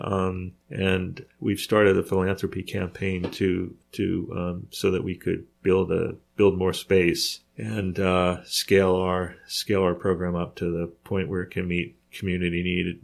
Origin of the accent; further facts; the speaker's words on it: New York, United States; I grew up in New York